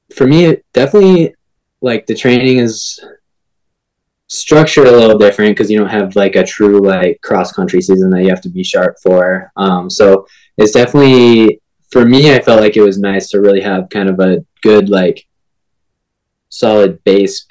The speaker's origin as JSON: {"language": "English", "town": "Green Bay", "region": "Wisconsin", "country": "United States", "tie": "born or raised there", "also_born_or_lived": "Minnesota", "moved": "as an adult", "lives_now": "Baltimore, United States", "said": "I grew up in Green Bay, Wisconsin"}